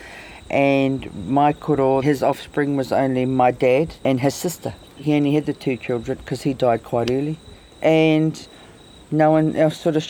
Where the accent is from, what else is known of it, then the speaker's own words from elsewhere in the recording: Dannevirke, Manawatū-Whanganui, New Zealand; moved away as an adult; I was raised in Dannevirke.